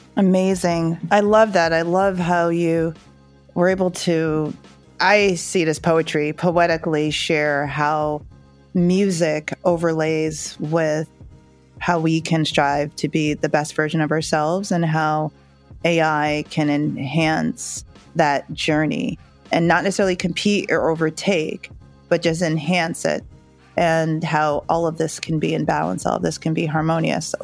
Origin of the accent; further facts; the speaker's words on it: Northeast, United States; also born or lived in Jamaica; we grew up in the suburbs in the Northeast here in the US